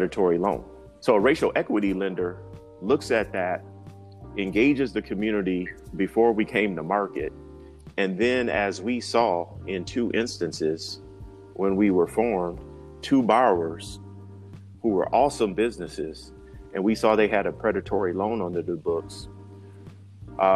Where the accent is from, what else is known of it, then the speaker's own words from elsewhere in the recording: Grand Rapids, Michigan, United States; moved away as an adult; also born or lived in Washington, D.C.; Grand Rapids, Michigan, very entrepreneurial area, I knew in that young age that my hometown could be a more vibrant business community